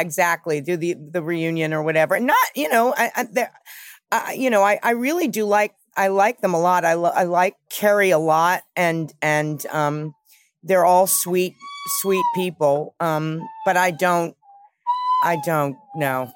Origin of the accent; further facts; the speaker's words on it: New York City, New York, United States; I grew up with my mother in New York. I think growing up in New York helped in New York City